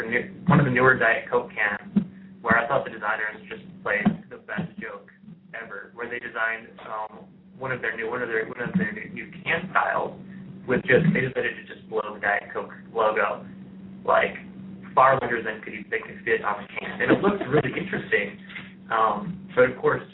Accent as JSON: {"language": "English", "region": "Michigan", "country": "United States", "moved": "yes", "lives_now": "Indiana, United States", "said": "I am from Michigan"}